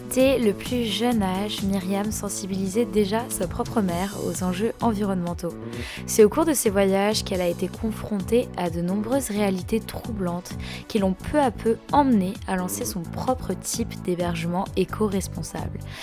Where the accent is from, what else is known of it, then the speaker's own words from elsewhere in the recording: France; je suis française.